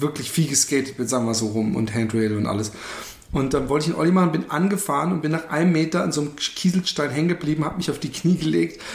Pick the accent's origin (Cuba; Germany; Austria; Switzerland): Germany; Karlsruhe, Baden-Württemberg; moved away; war ich in meiner Heimatstadt Karlsruhe